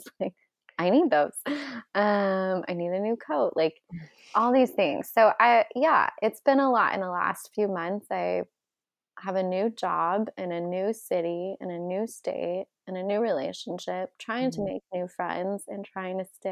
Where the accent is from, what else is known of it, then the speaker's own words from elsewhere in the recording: California, United States; But all I just say, like I came from Southern California to a snowstorm where I didn't even get to start work for 3 days later.